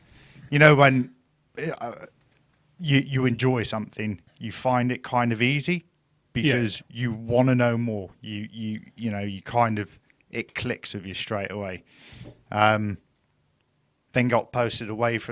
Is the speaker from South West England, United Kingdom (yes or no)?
yes; Plymouth, South West England, United Kingdom; I'm kind of from Plymouth, but most of my family are from Cornwall.